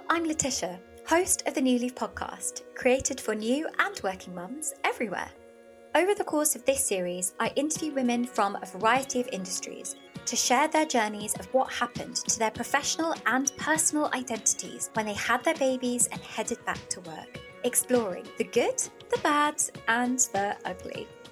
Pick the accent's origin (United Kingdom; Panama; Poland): United Kingdom; Birmingham, West Midlands; moved away as an adult; now in London, United Kingdom; back up in my hometown of Birmingham